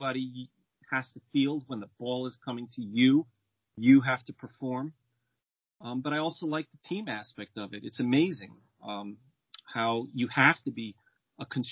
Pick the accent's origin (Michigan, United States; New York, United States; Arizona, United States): New York, United States; born or raised there; English is a second language; also born or lived in Rome, Italy